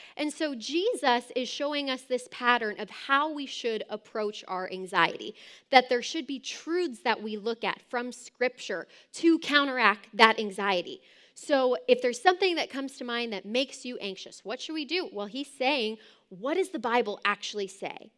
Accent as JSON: {"language": "English", "region": "Southern California", "country": "United States", "tie": "born or raised there", "said": "my childhood growing up in Southern California"}